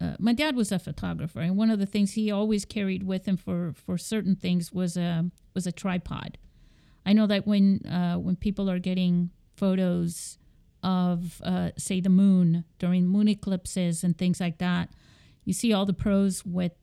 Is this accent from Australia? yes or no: no; Seville, Andalusia, Spain; moved away; I was growing up in Spain in Sevilla